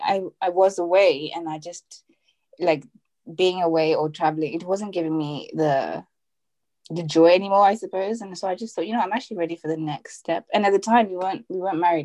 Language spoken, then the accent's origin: English; Zimbabwe; now in United Kingdom; I am Zimbabwean. Well, I'm from Zimbabwe. I live in the UK now with my Nigerian husband